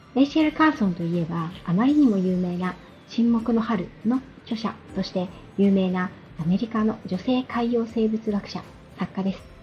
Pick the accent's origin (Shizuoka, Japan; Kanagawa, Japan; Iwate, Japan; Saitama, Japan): Kanagawa, Japan; Yokohama; 私は五代目の浜っ子で、生まれも育ちもずっとマンションの一室でした